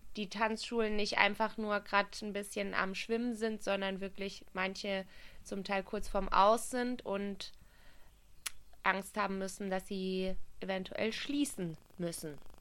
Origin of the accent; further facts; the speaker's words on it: Baden-Württemberg, Germany; ich komme aus Baden-Württemberg und da gab es nur AGs